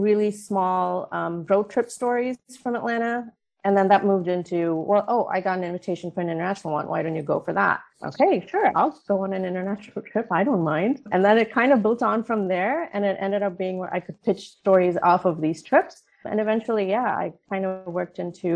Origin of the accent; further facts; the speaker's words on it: India; moved away as an adult; also born or lived in Oman; now in United States; I was born and raised in India for the most part, was raised in Oman for my formative years, and then moved back to India for high school and education